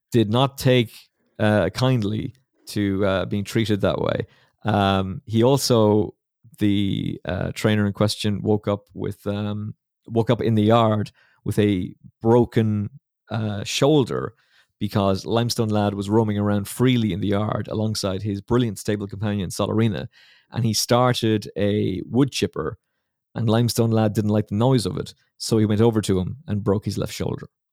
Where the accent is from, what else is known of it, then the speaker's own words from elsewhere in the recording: Ireland; as an Irishman